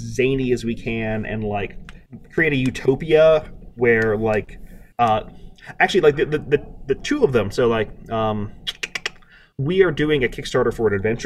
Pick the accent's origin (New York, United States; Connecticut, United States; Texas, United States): Texas, United States; Beaumont; now in Atlanta, United States; my hometown, Beaumont, Texas, was the site of the first ever oil gusher